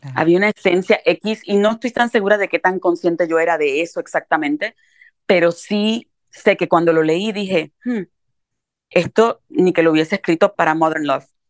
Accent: Carolina, Puerto Rico; also born or lived in New York, United States; now in United States; yo vengo de un lugar muy, muy pobre, de un caserío y de un hogar muy violento en Carolina, Puerto Rico.

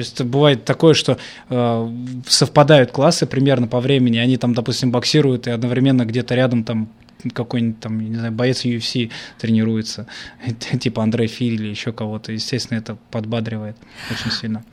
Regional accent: Volgograd, Volgograd Oblast, Russia; я вырос не в Америке, я вырос в Красноармейском, еще из-за канали. Это город Волгоград, Красноармейский район.

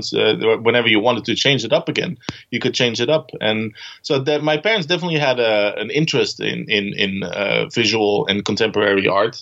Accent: Netherlands; moved away as an adult; also born or lived in Amsterdam, Netherlands / Copenhagen, Denmark; now in Aarhus, Denmark; I'm originally from the Netherlands and lived in Amsterdam for a long while before I moved to Copenhagen, Denmark

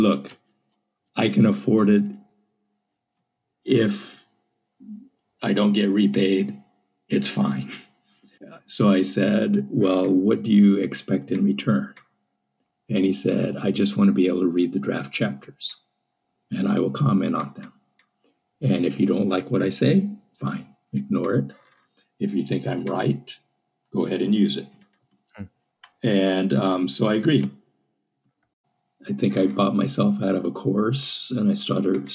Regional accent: United States; I'm an American.

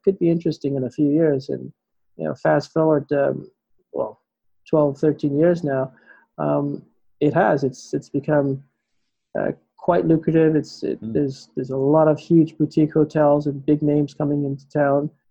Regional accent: Bahamas; Growing up in the Bahamas

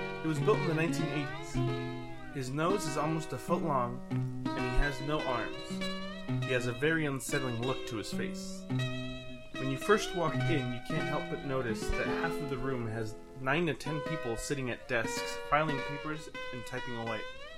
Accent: Inland Empire, Southern California, United States; I was born and raised in the Inland Empire in Southern California. I am turning 30 later this year

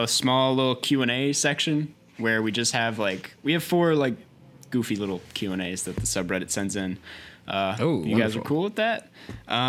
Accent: Minnesota, United States; I'm from Minnesota

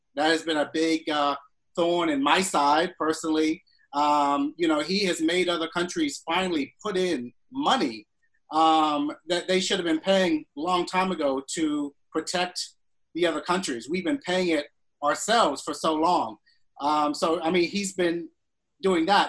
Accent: Florida, United States; I'm from Florida

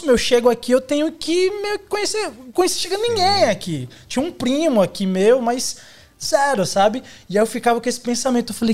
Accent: Caetité, Bahia, Brazil; now in São Paulo, Brazil; eu sou da Bahia, você perguntou de onde eu sou, eu sou do interior da Bahia, de uma, chamada, uma cidade chamada Caetité. É minúscula

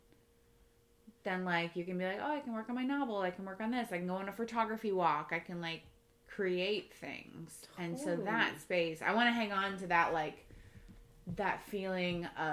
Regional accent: Florida, United States; moved away as an adult; I grew up in Florida

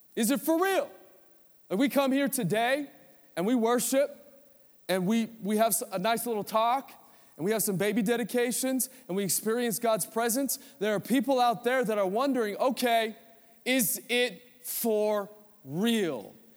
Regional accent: United States; As American Christians

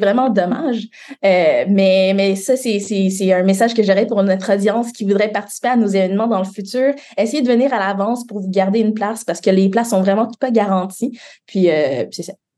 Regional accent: Montreal, Quebec, Canada; J'ai grandi à Montréal

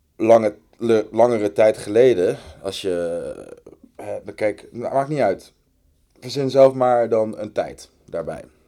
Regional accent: The Hague, South Holland, Netherlands; ik ben opgegroeid in Den Haag

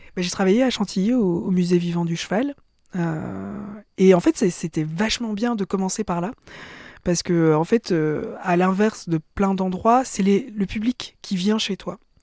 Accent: Belgium; je suis juive aussi euh, et je suis belge

